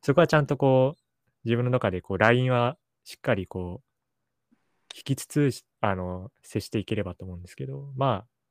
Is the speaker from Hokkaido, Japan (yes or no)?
yes; Sapporo, Hokkaido, Japan; now in Tokyo, Japan; 札幌っていうところで育ってたんで